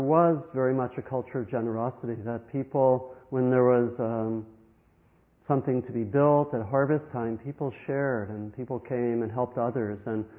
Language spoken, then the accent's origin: English; Maryland, United States; When I grew up in Maryland